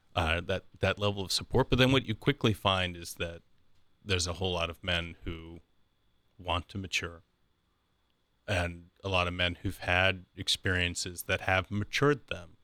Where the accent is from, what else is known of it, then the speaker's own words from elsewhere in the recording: Columbus, Ohio, United States; I grew up in the Columbus area, right? So this has always been my home